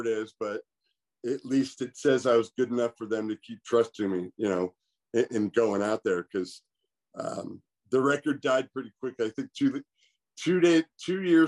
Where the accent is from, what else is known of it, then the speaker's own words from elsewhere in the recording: California, United States; I went back to my hometown, JC, and played both sports, basketball and baseball